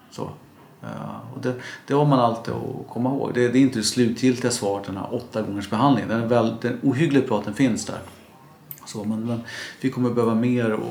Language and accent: Swedish; Stockholm, Stockholm County, Sweden; also born or lived in Norrköping; jag är faktiskt uppvuxen i Vällingby men bor i en söderförort.